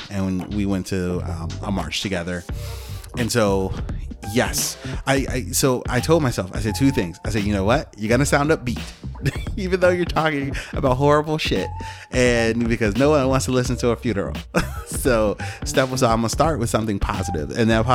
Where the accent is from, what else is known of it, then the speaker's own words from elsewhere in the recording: Chicago, Illinois, United States; also born or lived in Alaska / Germany; I grew up on the South Side of Chicago